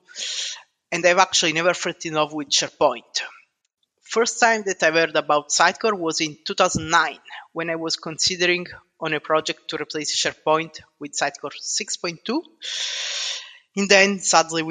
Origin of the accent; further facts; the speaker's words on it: Southern Italy, Italy; moved away as an adult; now in United Kingdom; I'm originally from South Italy, and I moved to the UK 13 years ago